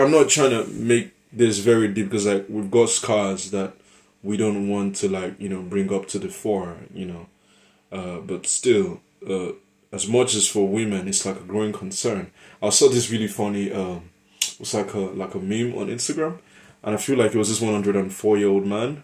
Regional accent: Nigeria; moved away; from my part of the world, I'm Nigerian. It's a huge thing back in Lagos

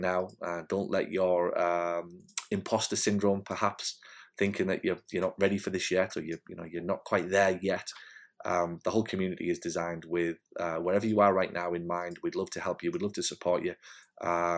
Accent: Hartlepool, North East England, United Kingdom; moved away; in Hartlepool, in my hometown.

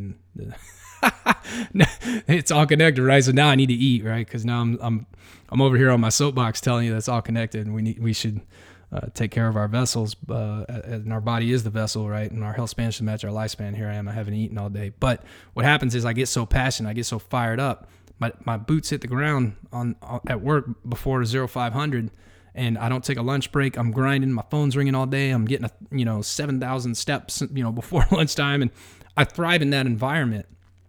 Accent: Texas, United States; I'm from Texas. Like, you know, we build fires everywhere.

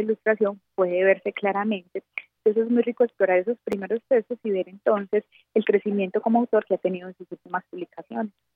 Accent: Colombia

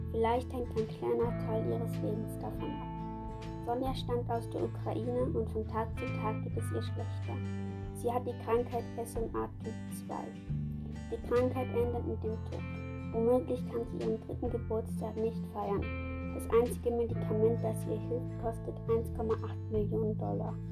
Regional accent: Switzerland; Kommst du aus der Schweiz? Ja, ich komme aus der Schweiz.

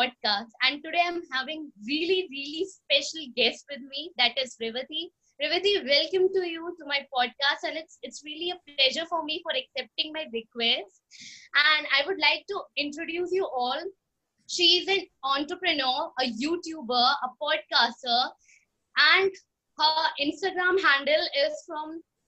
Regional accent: India; I'm basically from India

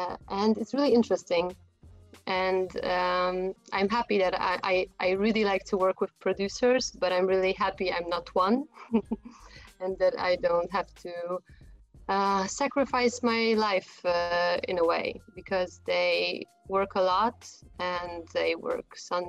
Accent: Warsaw, Masovian Voivodeship, Poland; also born or lived in Prague, Czechia; I come from Poland, from Warsaw. Although I was born in the Czech Republic, in Prague.

